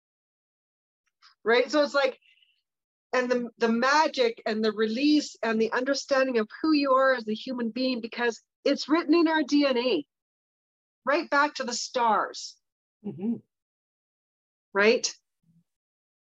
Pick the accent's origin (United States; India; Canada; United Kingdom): Canada; Kamloops, British Columbia; I'm from Kamloops